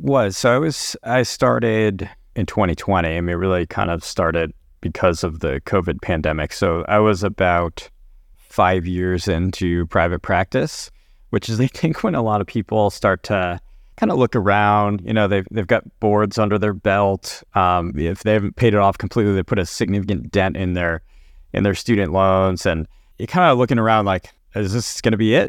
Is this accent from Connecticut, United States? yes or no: yes; Connecticut, United States; also born or lived in New Orleans, Louisiana / New York; took a job in private practice back very close to where I grew up in Connecticut